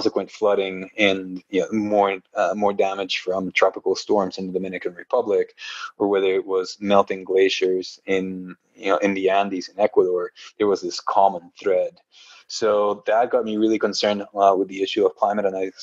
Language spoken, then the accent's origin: English; Guatemala; moved away as an adult; now in United States; I was born and raised in Guatemala